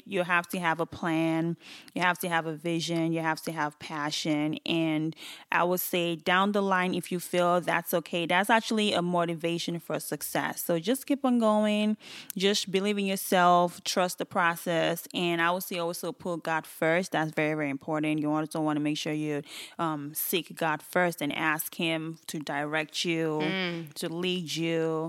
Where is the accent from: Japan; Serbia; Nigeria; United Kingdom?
Nigeria; People don't actually even know I'm Nigerian.